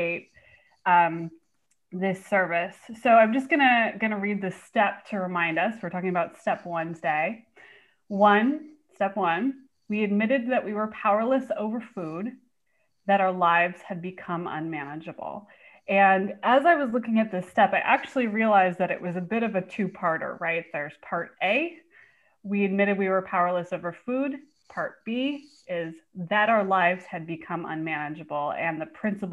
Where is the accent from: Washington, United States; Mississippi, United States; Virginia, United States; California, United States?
California, United States; Bay Area; now in Portland, United States; I actually live in Portland now, but I'm from the Bay Area.